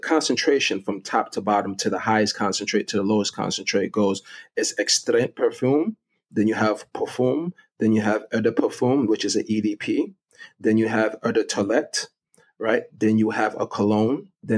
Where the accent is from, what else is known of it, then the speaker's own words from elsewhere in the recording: Jamaica; now in Brooklyn, United States; And I live in Brooklyn, and my family, you know, when we came from Jamaica, was in Brooklyn.